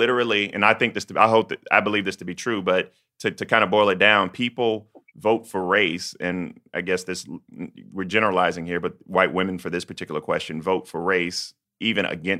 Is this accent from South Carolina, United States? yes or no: yes; South Carolina, United States; I'm coming from South Carolina.